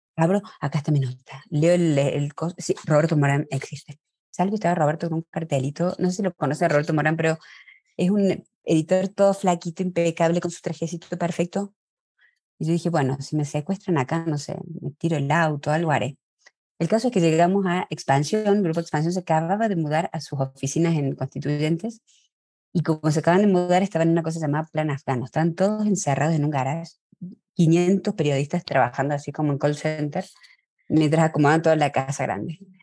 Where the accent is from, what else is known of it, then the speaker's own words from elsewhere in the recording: Argentina; moved away as an adult; now in Mexico; nací en Argentina, soy argentina de nacimiento mexicana por elección